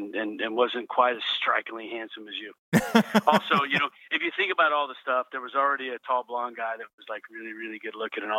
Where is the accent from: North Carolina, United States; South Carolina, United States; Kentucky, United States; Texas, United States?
Texas, United States; Odessa; also born or lived in Oklahoma; I'm from Texas. I was born in Texas. I was raised in Oklahoma and Texas back and forth and all that kind of stuff. And, grew up in Odessa, Texas.